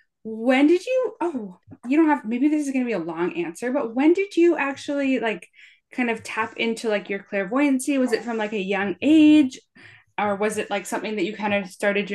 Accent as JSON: {"language": "English", "country": "Canada", "said": "I'm Canadian"}